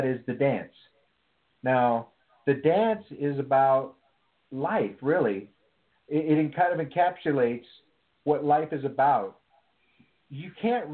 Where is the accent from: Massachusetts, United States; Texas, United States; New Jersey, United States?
Texas, United States; East; now in Seattle, United States; I grew up in East Texas